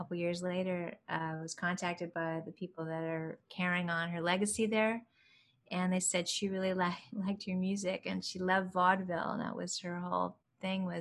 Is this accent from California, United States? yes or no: yes; San Bernardino, California, United States; growing up in San Bernardino, California